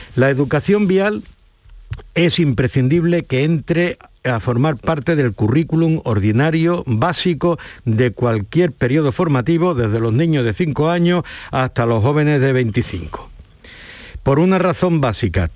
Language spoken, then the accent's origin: Spanish; Huelva, Andalusia, Spain; also born or lived in Ceuta; Yo nací en Ceuta, me crié en Huelva y estoy aquí